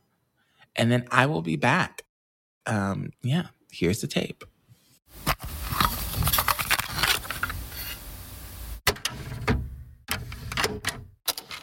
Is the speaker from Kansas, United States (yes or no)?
yes; Kansas, United States; We had that in Kansas